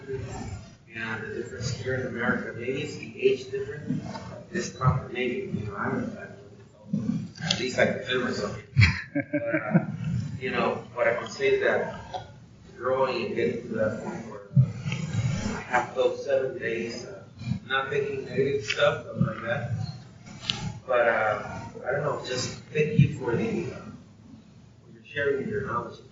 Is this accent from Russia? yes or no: no; Mexico; moved away; I come from Modern Mexico